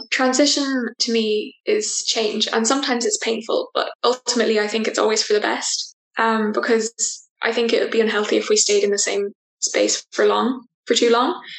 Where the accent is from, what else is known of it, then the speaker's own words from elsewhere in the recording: west of Ireland, Ireland; um, and I'm from the west of Ireland